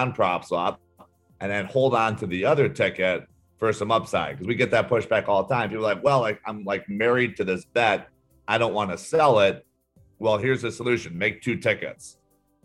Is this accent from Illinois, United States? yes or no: yes; Illinois, United States; Illinois, which is my hometown.